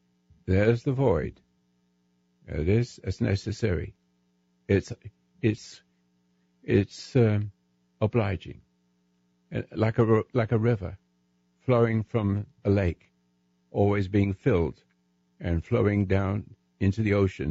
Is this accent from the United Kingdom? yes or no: yes; England, United Kingdom; now in United States; I'm still English